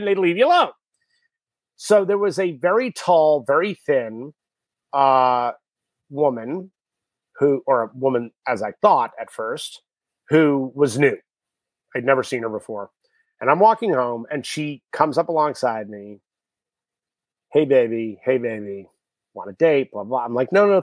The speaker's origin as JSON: {"language": "English", "town": "New York City", "region": "New York", "country": "United States", "tie": "born or raised there", "said": "I grew up in New York City"}